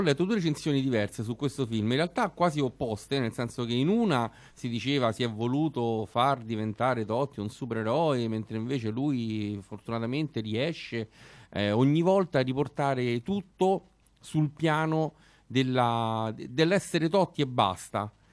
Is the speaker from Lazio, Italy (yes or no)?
yes; Rome, Lazio, Italy; noi che siamo romani e romanisti